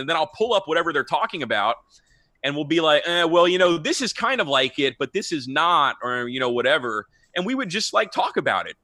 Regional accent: Houston, Texas, United States; also born or lived in Austin, Texas; I'm born and raised in Houston, and I've never lived outside of Texas my whole life

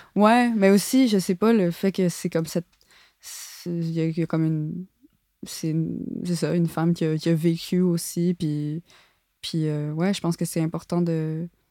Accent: Montreal, Quebec, Canada; j'ai grandi à Montréal, j'ai pas grandi euh, en, ah, banlieue

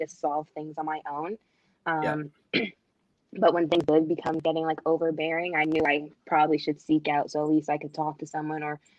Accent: Toronto, Ontario, Canada; moved away as an adult; also born or lived in Edwardsville, Illinois; I am from Toronto, Canada

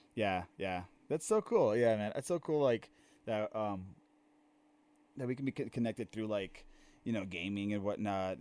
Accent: Maryland, United States; moved away; also born or lived in Nicaragua; living in Maryland for my entire life, right? Like, I was born in Maryland

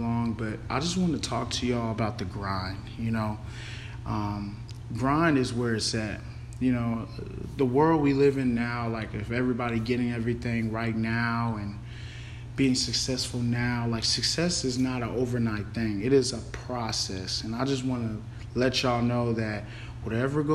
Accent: Denton, Texas, United States; also born or lived in Carrollton, Texas / San Marcos, Texas; I was born in Carrollton, Texas, grew up in Den, Texas, went to Den Geyer

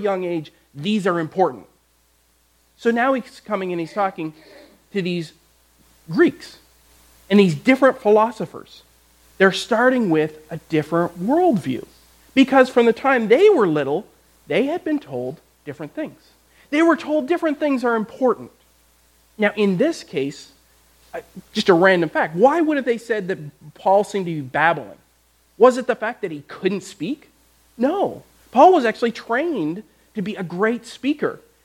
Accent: Canada; I grew up in Canada

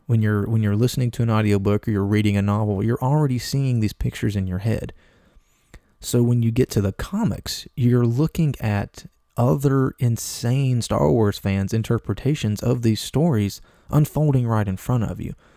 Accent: Appalachia, United States; I'm a Southern guy. I'm a mountain, I'm a mountain guy. I'm from Appalachia. I was born and raised in the mountains.

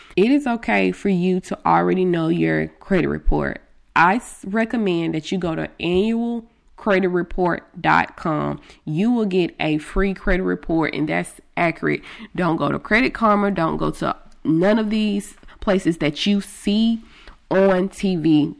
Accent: Greenville, United States; since I am from Greenville

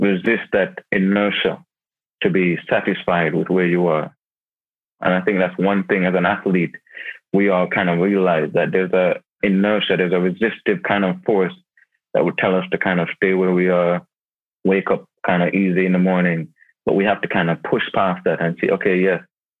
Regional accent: Jamaica; moved away; also born or lived in United Kingdom; I was born in Jamaica.

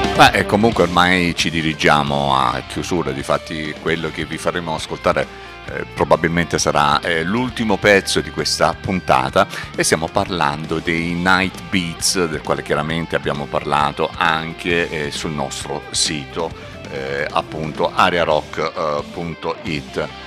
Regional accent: Salento, Apulia, Italy; siamo salentini, orgogliosamente salentini

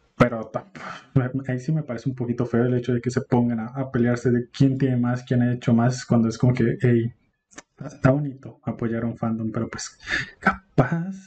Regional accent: Colombia

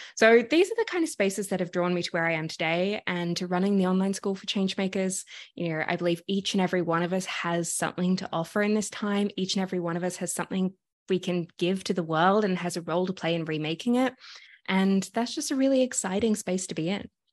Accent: Sydney, New South Wales, Australia; now in Toronto, Canada; if you can hear my accent, I'm originally from Sydney, Australia

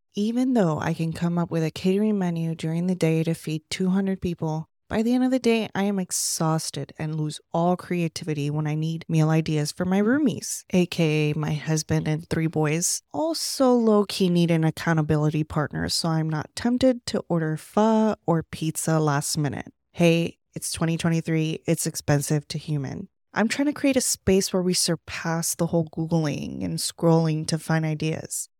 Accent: Puerto Rico; moved away; also born or lived in New York City / Alaska; I was born and raised in Puerto Rico.

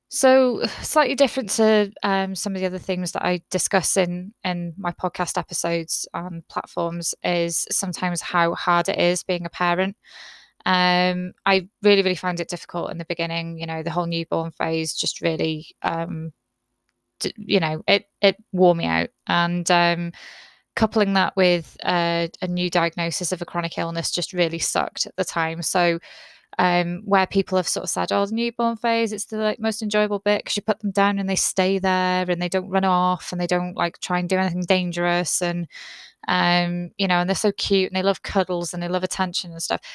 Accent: United Kingdom; I'm very British

